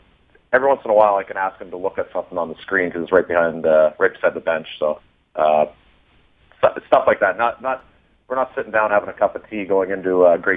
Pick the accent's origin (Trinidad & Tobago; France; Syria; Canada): Canada; Toronto, Ontario; moved away; I'm from Toronto